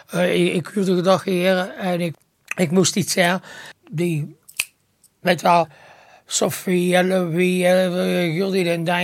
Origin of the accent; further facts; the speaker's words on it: Ghent, Flanders, Belgium; Ah, wel, nummer 37 ben ik geboren.